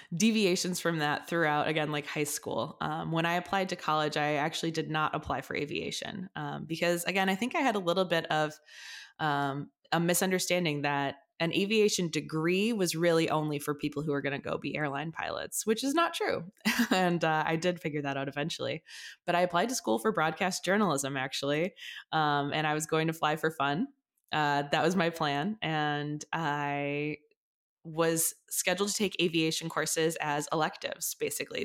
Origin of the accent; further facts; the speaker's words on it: Chicago, Illinois, United States; I grew up in the suburbs of Chicago, so I'm from the, like, northwest suburbs area